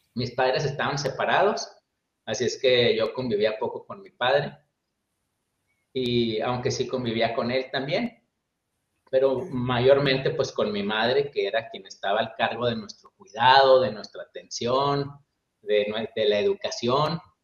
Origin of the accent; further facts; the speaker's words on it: Chihuahua, Mexico; also born or lived in Monterrey; soy mexicano, nací en la ciudad de Chihuahua, en el estado de Chihuahua, en el norte de México